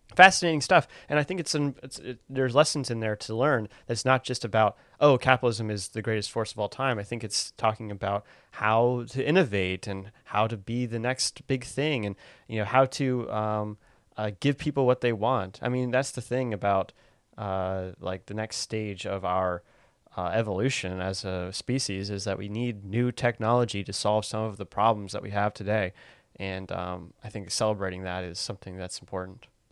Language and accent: English; United States; as an American